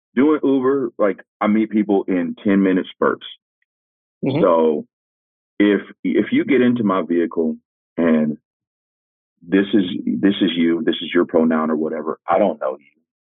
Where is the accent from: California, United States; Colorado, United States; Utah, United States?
California, United States; growing up in California